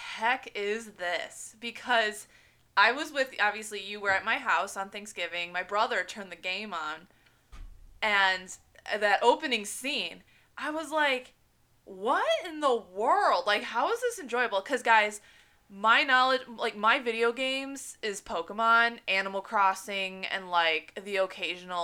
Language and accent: English; the town next to Minooka, Illinois, United States; born or raised there